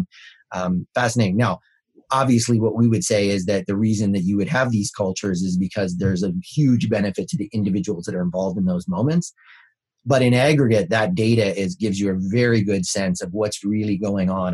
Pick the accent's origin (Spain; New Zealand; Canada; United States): Canada; I'm Canadian